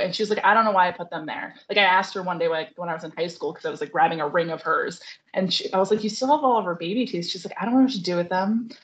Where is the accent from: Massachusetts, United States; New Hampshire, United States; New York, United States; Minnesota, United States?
New York, United States; moved away; I grew up on the Appalachian Trail, but in New York State